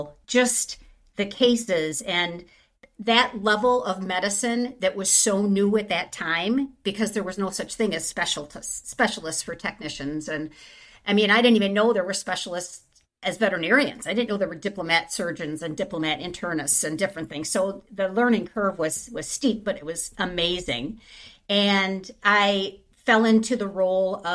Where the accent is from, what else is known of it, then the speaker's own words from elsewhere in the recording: Wisconsin, United States; I didn't grow up on a farm, even though I'm from Wisconsin